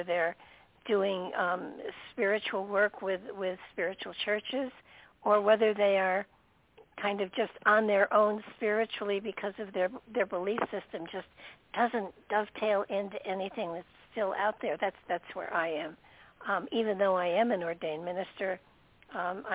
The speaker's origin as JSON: {"language": "English", "region": "New York", "country": "United States", "also_born_or_lived": "Connecticut", "moved": "yes", "lives_now": "Tennessee, United States", "said": "originally I'm from New York"}